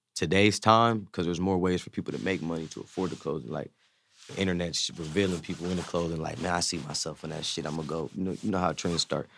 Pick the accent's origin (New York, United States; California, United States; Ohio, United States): Ohio, United States; Zanesville; I'm from Zanesville, Ohio